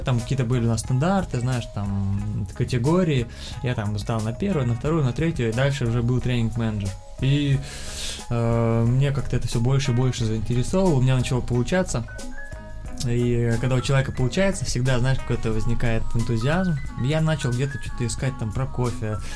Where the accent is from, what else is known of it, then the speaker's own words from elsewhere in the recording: Kazan, Tatarstan, Russia; moved away as an adult; also born or lived in Yekaterinburg; я сам из Казани